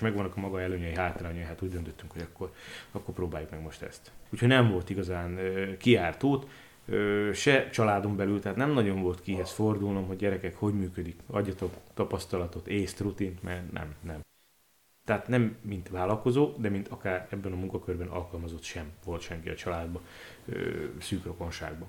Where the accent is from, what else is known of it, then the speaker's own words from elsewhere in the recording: Košice, Košice Region, Slovakia; also born or lived in Bodrogköz / Kiskövesd; kassán folytatták. Ennek hozadékaként én már ott születtem